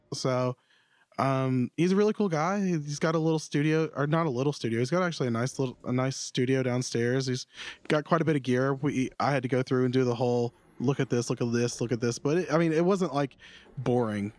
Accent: Florida, United States; I'm from Florida

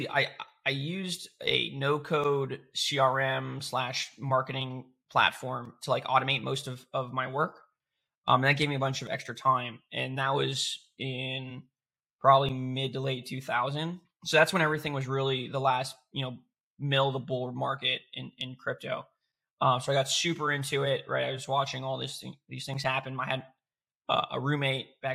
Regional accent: Florida, United States; I am from Florida

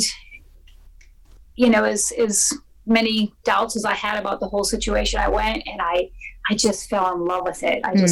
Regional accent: Idaho, United States; we grew up in Idaho

